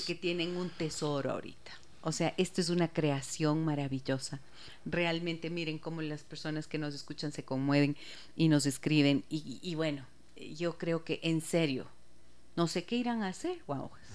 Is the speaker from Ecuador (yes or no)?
yes; Ecuador; lo que somos los ecuatorianos